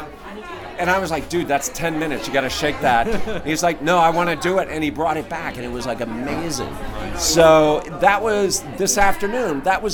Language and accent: English; Louisiana, United States; Louisiana is my home state.